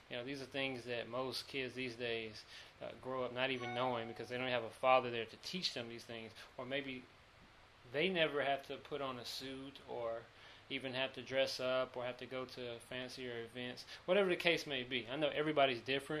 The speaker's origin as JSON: {"language": "English", "town": "Charlotte", "region": "North Carolina", "country": "United States", "also_born_or_lived": "Greensboro, North Carolina", "accent": "twang", "moved": "as an adult", "lives_now": "Los Angeles, United States", "said": "I'm from Charlotte, North Carolina."}